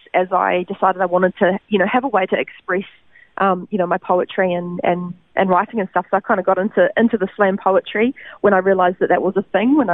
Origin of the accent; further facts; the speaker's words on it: Christchurch, Canterbury, New Zealand; now in Gold Coast, Australia; born in Christchurch, New Zealand, and that's where I grew up.